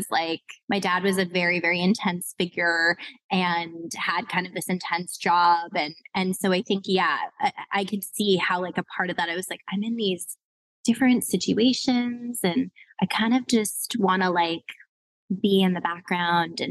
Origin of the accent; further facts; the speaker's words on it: Los Angeles, California, United States; also born or lived in New York City; grew up in LA proper, like Hollywood, the Valley, like right smack in between, in the middle of the city